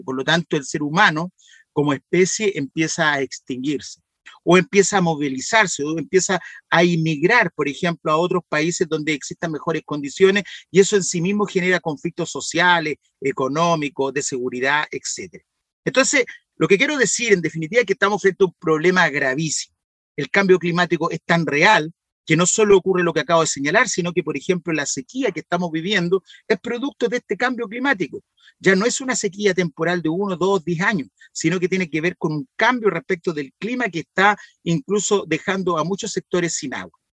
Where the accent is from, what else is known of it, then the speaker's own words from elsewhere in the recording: Valparaíso, Chile; Y si nos vamos más hacia la cordillera, que es de donde soy yo